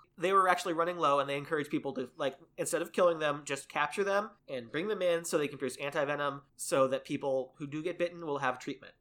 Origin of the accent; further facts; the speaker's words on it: United States; as an American